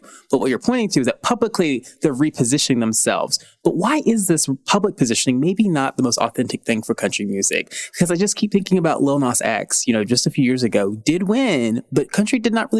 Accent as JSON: {"language": "English", "town": "Nashville", "region": "Tennessee", "country": "United States", "tie": "born or raised there"}